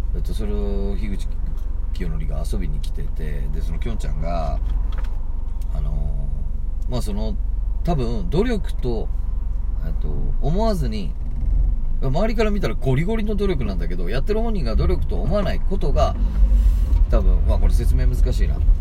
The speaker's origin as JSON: {"language": "Japanese", "town": "Tagawa", "region": "Fukuoka", "country": "Japan", "tie": "born or raised there", "said": "福岡県田川市出身"}